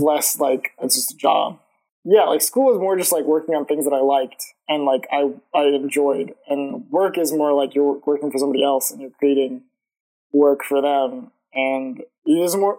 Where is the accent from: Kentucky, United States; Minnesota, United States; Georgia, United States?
Georgia, United States; Lawrenceville; also born or lived in Atlanta; I've been in Georgia my whole life. Like I was, I'm from Lawrenceville, Georgia, which is like a suburb, like half an hour away from Atlanta